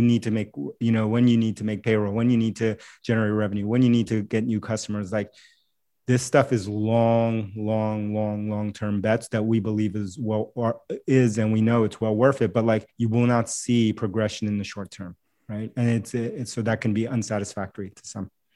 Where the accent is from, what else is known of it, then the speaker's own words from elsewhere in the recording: New York City, New York, United States; first language Spanish; English is a second language; moved away as an adult; now in Boston, United States; I grew up in New York City, and so, and I live in Boston now